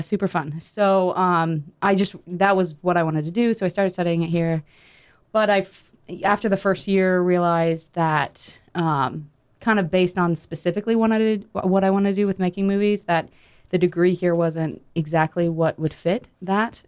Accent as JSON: {"language": "English", "region": "North Carolina", "country": "United States", "said": "I'm from North Carolina"}